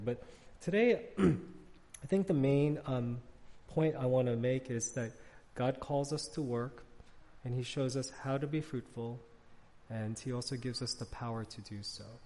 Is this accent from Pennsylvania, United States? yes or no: no; New York City, New York, United States; now in Arlington, Virginia, United States; I grew up in New York City